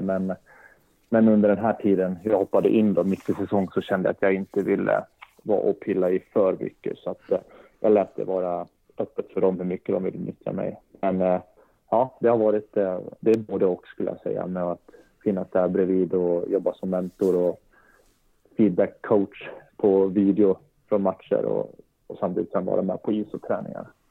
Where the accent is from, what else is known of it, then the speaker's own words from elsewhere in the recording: Leksand, Dalarna County, Sweden; also born or lived in Norrköping; Då flyttade vi upp till Leksand då, när jag var sex år